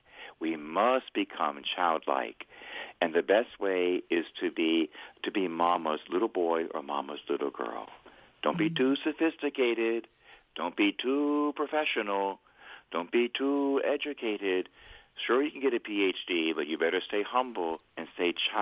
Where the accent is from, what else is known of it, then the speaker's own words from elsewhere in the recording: Tampa, Florida, United States; I would be saying masses around my hometown in Tampa, Florida.